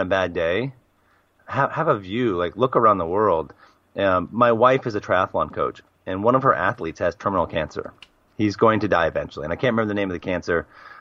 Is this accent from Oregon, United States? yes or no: yes; Portland, Oregon, United States; moved away as an adult; also born or lived in Australia / Japan; now in Al Ain, United Arab Emirates; Born and raised in Portland, Oregon